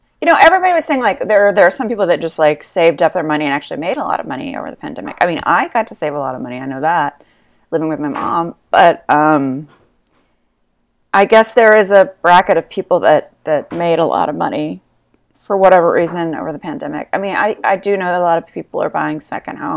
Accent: Memphis, Tennessee, United States; moved away; I'm from Memphis, and then I have my brothers in Nashville

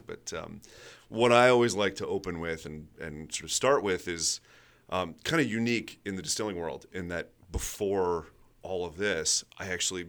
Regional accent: Hanover, New Hampshire, United States; also born or lived in Washington, D.C.; So New England, yeah, Massachusetts, New Hampshire. Was born in D.C. though, so my roots aren't all that far, I guess.

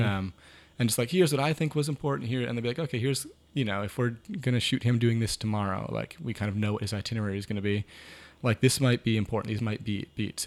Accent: Maine, United States; growing up in Maine.

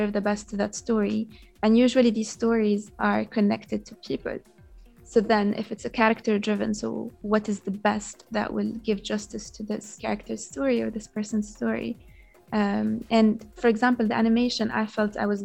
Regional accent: Yemen; now in Doha, Qatar; I grew up in Yemen. All I know is Yemen.

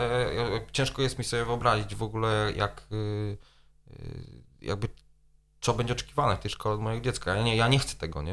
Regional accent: Poland; moved away; zanim wyjechałem z Polski

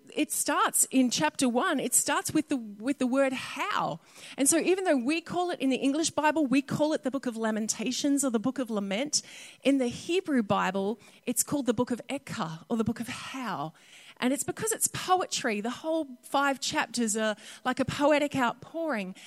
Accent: North Queensland, Australia; Growing up in North Queensland

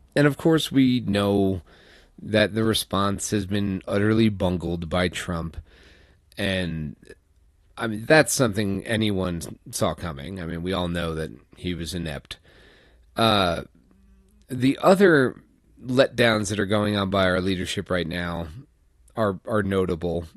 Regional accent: New York, United States; moved away; I'm from New York

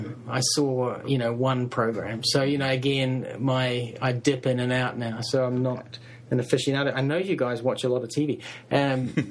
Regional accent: New Zealand; I'm a New Zealander

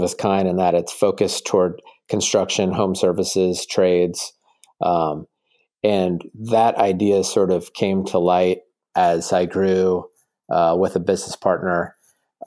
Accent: Indianapolis, Indiana, United States; also born or lived in Cabo San Lucas, Mexico; I grew up in Indianapolis. I'm the third born of three boys, and I'm the only one from Indiana.

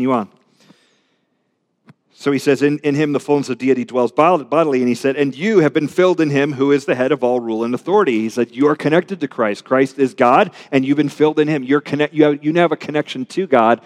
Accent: Richmond, Virginia, United States; I'm a Richmonder

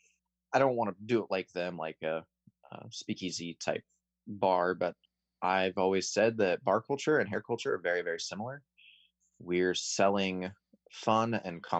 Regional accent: Chico, California, United States; I grew up in Chico, so I grew up around the Sierra Nevada culture

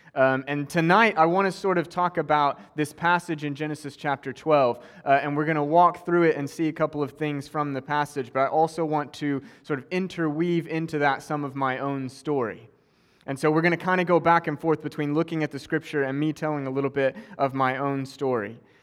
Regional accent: Oklahoma, United States; also born or lived in Cambridge; now in West Palm Beach, United States; I grew up in Oklahoma

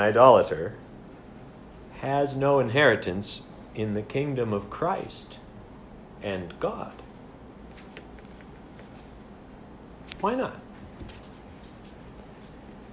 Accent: United States; now in Canada; as an American

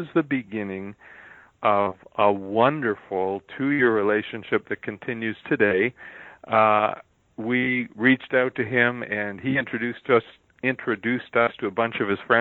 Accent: United States; as an American

